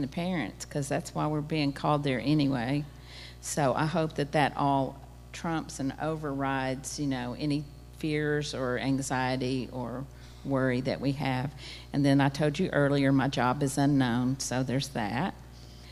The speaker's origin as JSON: {"language": "English", "country": "United States", "said": "as an American society"}